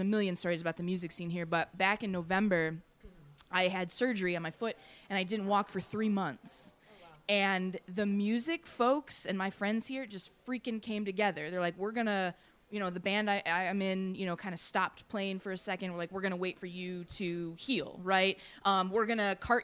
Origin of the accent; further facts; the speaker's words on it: just outside Detroit, Michigan, United States; accent: Michigan-Canadian; now in Pittsburgh, United States; I am originally from Michigan, just outside Detroit